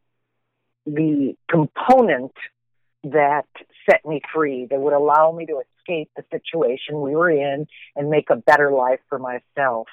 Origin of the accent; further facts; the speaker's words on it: Tucson, Arizona, United States; moved away as an adult; also born or lived in Portland; I was born here in Tucson to a much older couple